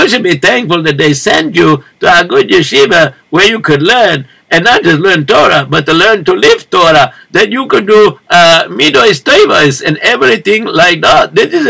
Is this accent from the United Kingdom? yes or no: no; Morocco; English is a second language; now in United States; That is because, if you notice, that I come from Morocco, and very not so always good over there.